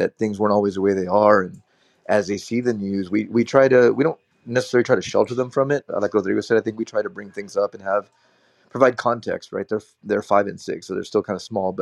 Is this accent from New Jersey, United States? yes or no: no; South Texas, United States; also born or lived in Philippines; I grew up in South Texas